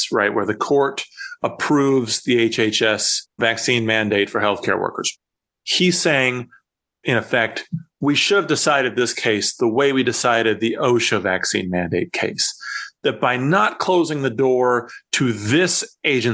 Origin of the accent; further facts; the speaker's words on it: Iowa, United States; from my home state of Iowa